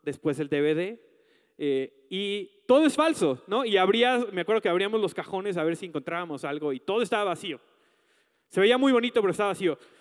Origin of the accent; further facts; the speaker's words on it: Mexico; como mexicanos nos pasa esto